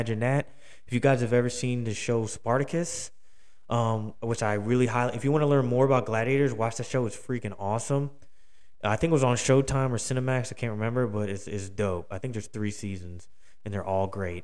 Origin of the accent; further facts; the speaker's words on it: Philadelphia, Pennsylvania, United States; Philly, my hometown